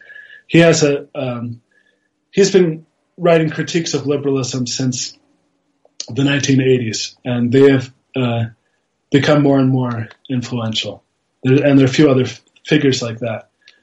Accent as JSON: {"language": "English", "country": "Austria", "also_born_or_lived": "Italy", "said": "Austrian. My mother is American. My father's Austrian. My parents are academics, so we moved around a bit. I was born in Italy."}